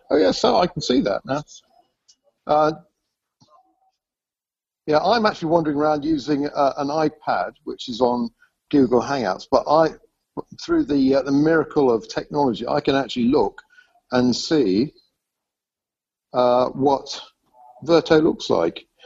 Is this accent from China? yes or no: yes; China; I'm … from China. All the way from China.